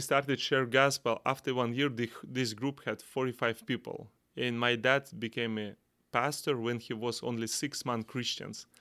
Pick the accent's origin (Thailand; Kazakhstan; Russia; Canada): Kazakhstan; English is a second language; from Central Asia, Kazakhstan